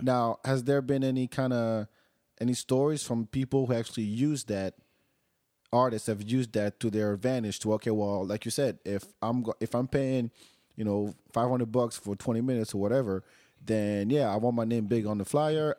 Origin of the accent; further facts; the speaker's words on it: France; now in Austin, United States; growing up in France